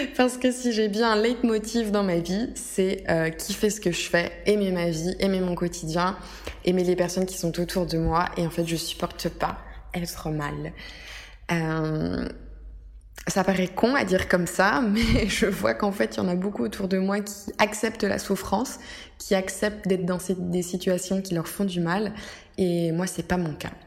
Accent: France; moved away as an adult; now in Rome, Italy; Je suis française à la base

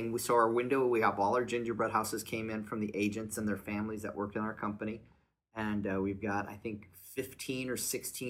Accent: Joliet, Illinois, United States; when I grew up in Joliet, Illinois, there was a lot of little cafe, little restaurants.

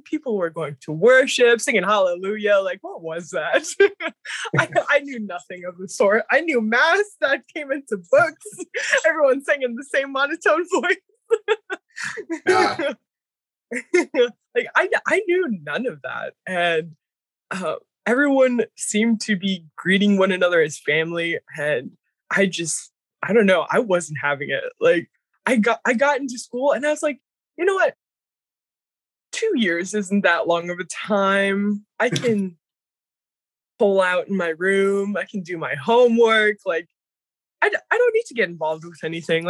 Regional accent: St. Mary's, Alaska, United States; also born or lived in Mount Edgecumbe, Alaska; I am originally from St. Mary's, Alaska.

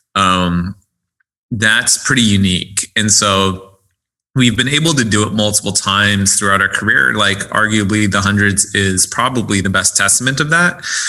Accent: United States; I was born here in the States.

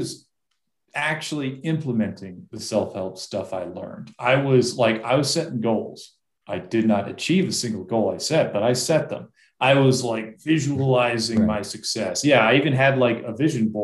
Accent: Massachusetts, United States; I grew up in Massachusetts

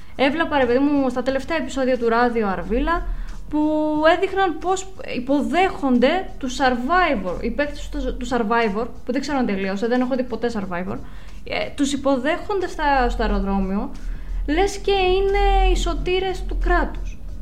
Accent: Greece; σαν Ελληνίδα

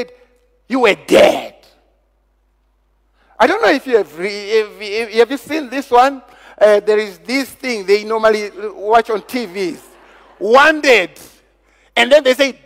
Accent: Zimbabwe; I come from Zimbabwe.

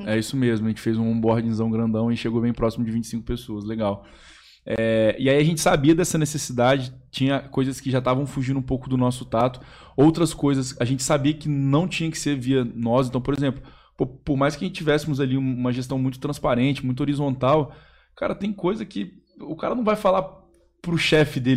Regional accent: Espírito Santo, Brazil; Pedro é capixaba, eu sou capixaba também.

